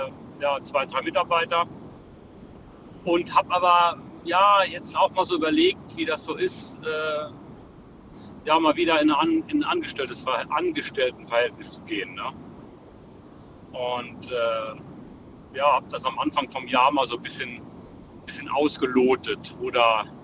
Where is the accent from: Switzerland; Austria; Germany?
Germany; Saarland; Ja, ich komme aus dem Saarland.